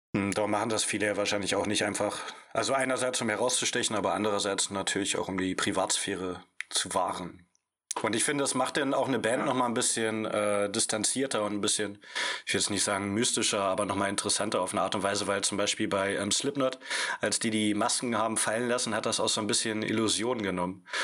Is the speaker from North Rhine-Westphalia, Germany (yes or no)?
no; near Magdeburg, Saxony-Anhalt, Germany; moved away as an adult; also born or lived in Stuttgart; now in Berlin, Germany; Wir kommen äh, beide aus Richtung Magdeburg